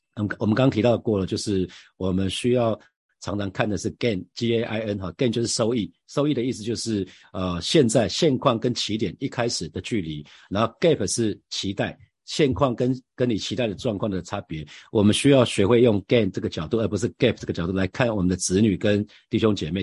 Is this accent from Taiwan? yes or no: yes; Taiwan; 我们台湾人基本上真的是，呃，儒家思想充分发挥在台湾这块土地